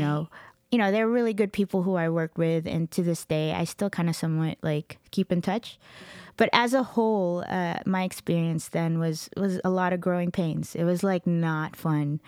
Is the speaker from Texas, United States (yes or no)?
yes; Dallas–Fort Worth, Texas, United States; also born or lived in Middle East / Los Angeles; I grew up in Texas